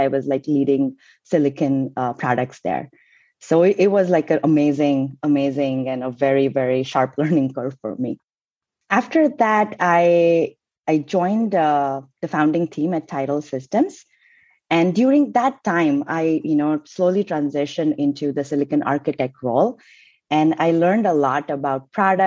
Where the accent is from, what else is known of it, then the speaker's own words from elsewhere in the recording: India; moved away as an adult; also born or lived in Cincinnati, Ohio, United States; I came from India to do my master's at University of Cincinnati in Ohio